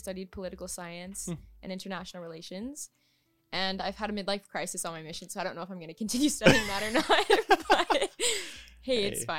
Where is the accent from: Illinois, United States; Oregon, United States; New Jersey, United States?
Oregon, United States; now in -; I'm from Oregon. And I grew up in the military. My dad's in the army, and he does some pretty cool things.